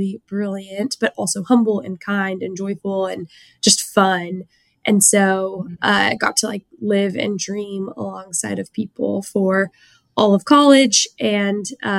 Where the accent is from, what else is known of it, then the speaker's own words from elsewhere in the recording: small town south of San Antonio, Texas, United States; I grew up in a really small town, south of San Antonio, like classic small town Texas, born and raised, have been in Texas my whole life